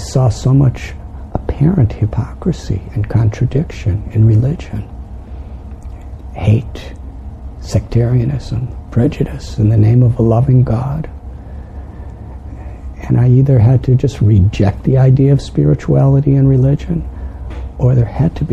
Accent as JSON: {"language": "English", "town": "Chicago", "region": "Illinois", "country": "United States", "tie": "born or raised there", "moved": "yes", "said": "I'm from Illinois."}